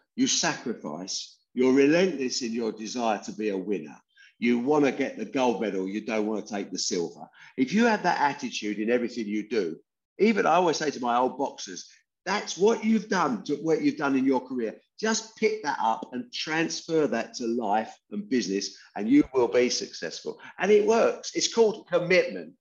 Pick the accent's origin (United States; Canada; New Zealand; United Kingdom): United Kingdom; Debden, East of England; also born or lived in Dagenham, East London; After a couple of years, we got shunted off to a Debden industrial estate in Essex, where I spent the next 16 years.